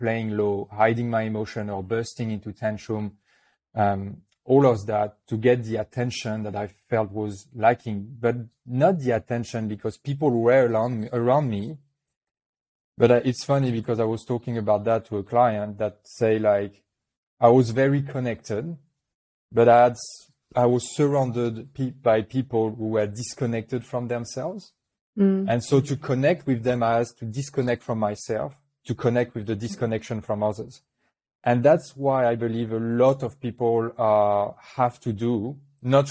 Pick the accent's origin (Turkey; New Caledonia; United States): New Caledonia; accent: French; English is a second language; I was born in New Caledonia, which is a little French island in the Pacific.